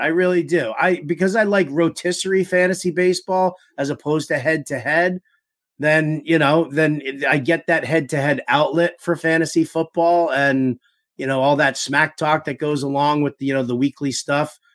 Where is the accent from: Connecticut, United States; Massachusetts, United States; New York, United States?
New York, United States; New York City; I grew up in New York City